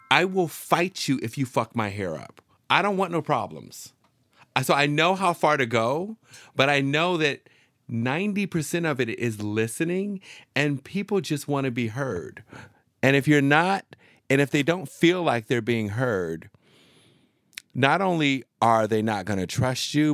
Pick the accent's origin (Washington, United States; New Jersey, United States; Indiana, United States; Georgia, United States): Washington, United States; Seattle; moved away; also born or lived in Arizona / San Francisco / New York; I'm from Seattle